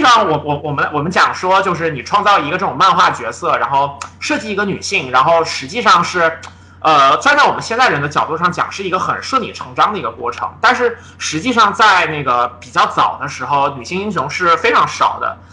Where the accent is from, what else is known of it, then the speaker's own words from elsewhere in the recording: China; 我们作为中国人